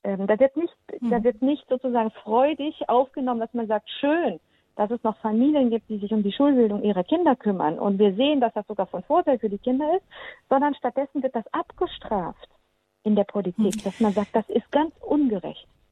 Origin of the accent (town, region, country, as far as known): Baden-Württemberg, Germany; born or raised there; also born or lived in Transylvania, Romania; now in Lower Rhine, Germany